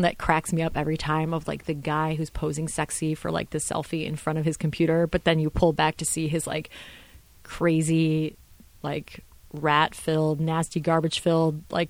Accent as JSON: {"language": "English", "town": "Orlando", "region": "Florida", "country": "United States", "said": "Just, yeah. No, we're from Orlando."}